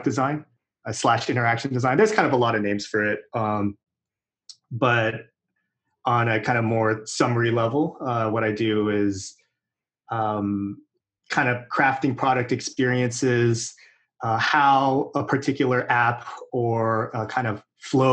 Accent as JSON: {"language": "English", "town": "Irvine", "region": "California", "country": "United States", "tie": "born or raised there", "also_born_or_lived": "Fountain Valley, California / Los Angeles, California", "said": "I was born in like Fountain Valley, but I was raised in Irvine for my whole life before I went to college"}